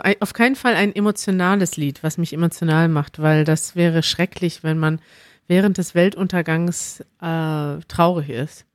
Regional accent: Germany; als Deutscher

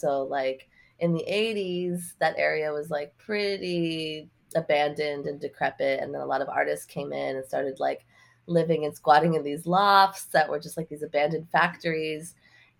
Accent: New York City, New York, United States; I grew up in Lower Manhattan

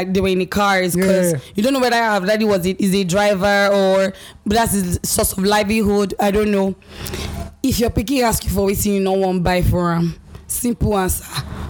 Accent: Nigeria; moved away; Growing up in Nigeria, I had a mindset because of the kind of minds that were around me.

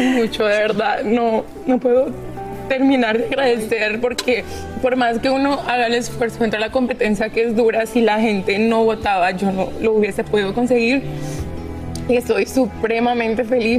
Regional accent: Honduras; mi Honduras

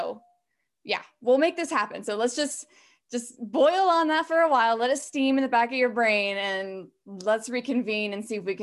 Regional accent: Appalachia, United States; because again, I'm from Appalachian, you know

